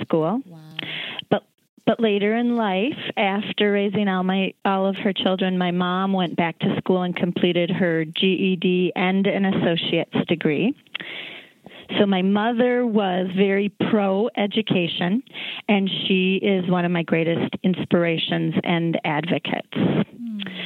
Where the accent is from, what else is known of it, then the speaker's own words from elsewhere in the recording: Minneapolis, Minnesota, United States; I grew up in Northeast Minneapolis